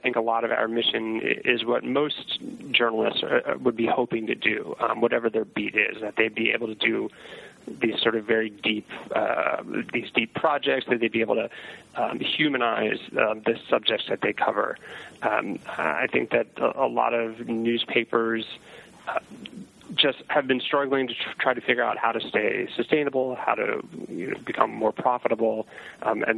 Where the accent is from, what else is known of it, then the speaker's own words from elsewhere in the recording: Baltimore, Maryland, United States; I grew up in Baltimore reading the Sun